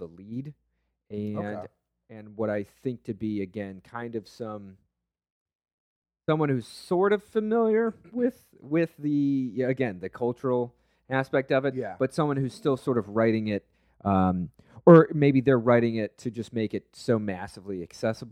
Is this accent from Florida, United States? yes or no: yes; Florida, United States; growing up in Florida